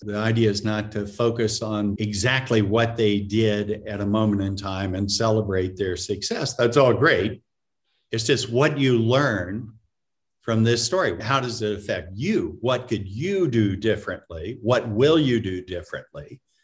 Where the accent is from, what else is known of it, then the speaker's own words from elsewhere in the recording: Florida, United States; moved away as an adult; also born or lived in Massachusetts; I grew up in Florida.